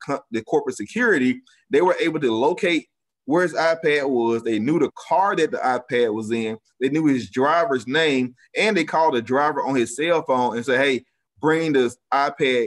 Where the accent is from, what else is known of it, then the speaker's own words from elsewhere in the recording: United States; as American citizens